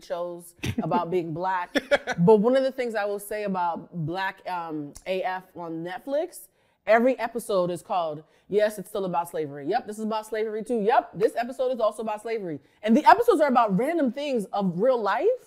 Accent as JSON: {"language": "English", "town": "Boston", "region": "Massachusetts", "country": "United States", "moved": "yes", "said": "I'm from Boston, which is, you know, the racism capital of the North"}